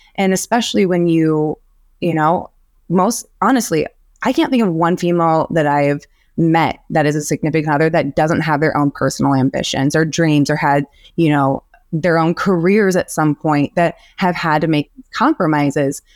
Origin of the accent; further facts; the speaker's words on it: Illinois, United States; moved away as an adult; also born or lived in Portland / Miami / Los Angeles; now in Milwaukee, United States; born and raised in Illinois.